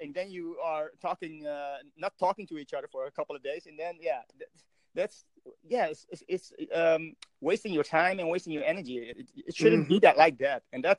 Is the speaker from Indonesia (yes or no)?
yes; Indonesia; now in Netherlands; I'm originally from Indonesia.